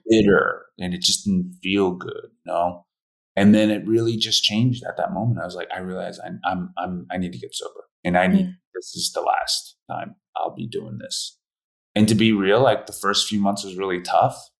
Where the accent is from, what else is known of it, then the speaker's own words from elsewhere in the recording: Philadelphia, Pennsylvania, United States; also born or lived in Korea; I grew up in a white family in Philadelphia